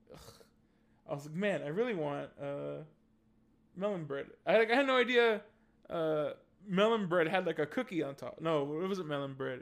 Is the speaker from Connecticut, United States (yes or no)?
no; San Jose, California, United States; I grew up on the east side of San Jose.